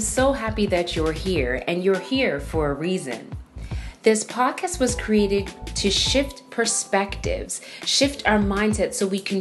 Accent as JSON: {"language": "English", "country": "Canada", "moved": "yes", "lives_now": "United States", "said": "I am Canadian. And in Canada, we actually have Thanksgiving"}